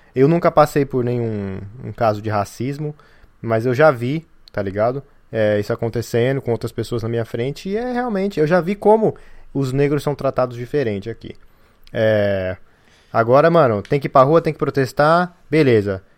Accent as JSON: {"language": "Portuguese", "region": "São Paulo", "country": "Brazil", "said": "de onde eu venho, que é a Zona Leste de São Paulo"}